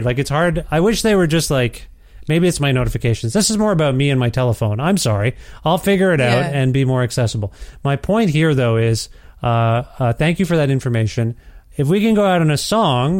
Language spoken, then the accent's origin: English; Guelph, Ontario, Canada; now in Alberta, Canada; I'm from Ontario